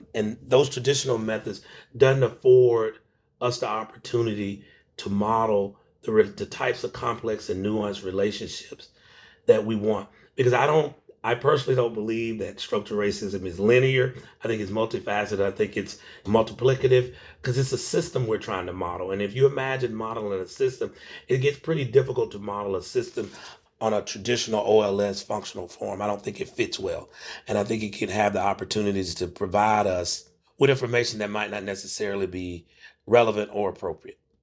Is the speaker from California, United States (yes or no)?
no; Macon, Georgia, United States; I'm originally from, uh, Macon, Georgia, and so I, I grew up in the Jim Crow South